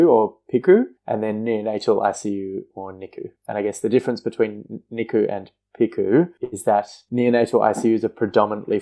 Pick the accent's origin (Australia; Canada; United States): Australia; Perth, Western Australia; moved away as an adult; now in Melbourne, Australia; I moved to Melbourne from Perth, where I'd grown up and trained